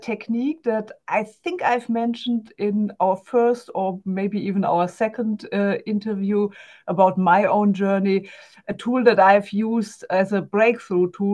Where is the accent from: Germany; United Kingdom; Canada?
Germany; accent: German; English is a second language; I'm also German, as you can hear from my accent.